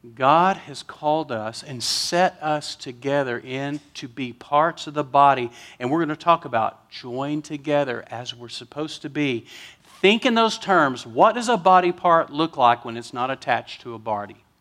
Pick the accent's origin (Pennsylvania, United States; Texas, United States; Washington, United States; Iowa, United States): Texas, United States; West; I'm from West Texas.